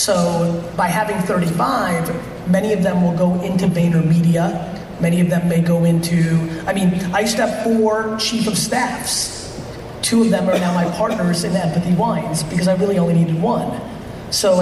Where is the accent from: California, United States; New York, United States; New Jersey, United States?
New Jersey, United States; also born or lived in Soviet Union; I was born in the Soviet Union, very immigrant upbringing, 8 family members in a studio apartment, rugged stuff. My dad got a job as a liquor in a liquor store, eventually saved all his money, bought a small store in New Jersey